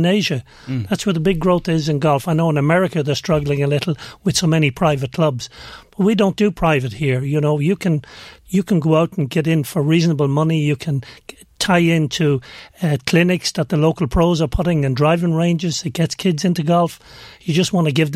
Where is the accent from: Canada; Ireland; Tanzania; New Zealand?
Ireland; I'm Irish. I'm also European